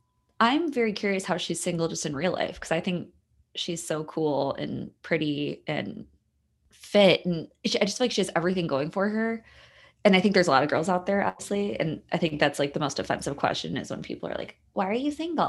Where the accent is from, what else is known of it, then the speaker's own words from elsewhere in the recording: Chicago, Illinois, United States; Side of Chicago, actually. And I was trying to figure out today where she went to high school, because I'm from the South Side.